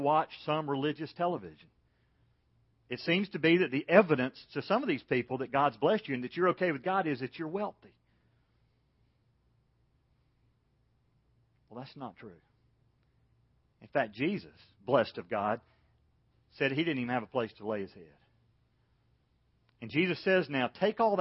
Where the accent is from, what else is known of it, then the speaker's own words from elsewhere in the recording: Macon, Georgia, United States; When I was growing up in Macon, Georgia